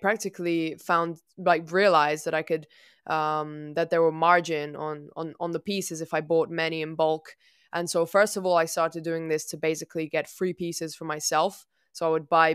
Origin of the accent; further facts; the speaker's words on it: Italy; I'm from Italy.